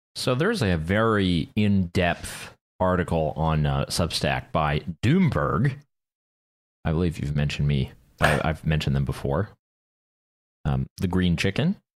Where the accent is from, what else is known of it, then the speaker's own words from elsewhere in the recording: Canada; I did my part as a Canadian citizen who has a vote